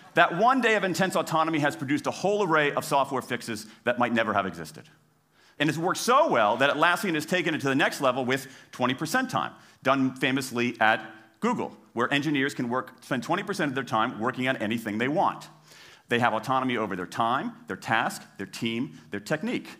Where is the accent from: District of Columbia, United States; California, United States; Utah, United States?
District of Columbia, United States; Washington; my hometown of Washington, D C